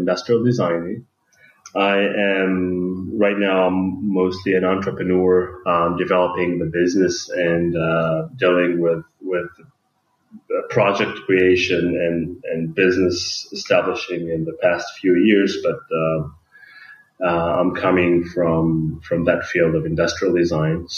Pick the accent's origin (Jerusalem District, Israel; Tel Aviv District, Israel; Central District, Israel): Tel Aviv District, Israel; Tel Aviv; I'm coming from Tel Aviv